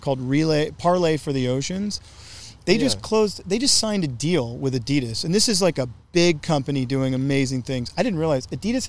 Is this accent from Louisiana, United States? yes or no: yes; Gulf Coast of Louisiana, United States; I grew up in the most oil-heavy state, I guess other than Texas. I'm from Louisiana. But I'm from the Gulf Coast of Louisiana. And I want to say from Baton Rouge to New Orleans